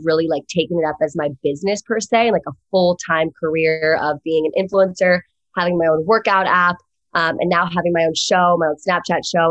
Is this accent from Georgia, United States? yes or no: no; East Coast, home Virginia, United States; moved away as an adult; now in Los Angeles, United States